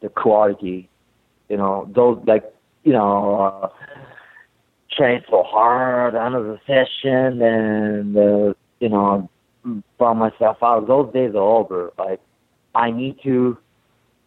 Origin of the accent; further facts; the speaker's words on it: Tokyo, Japan; English is a second language; now in Boston, United States; I'm from Tokyo, Japan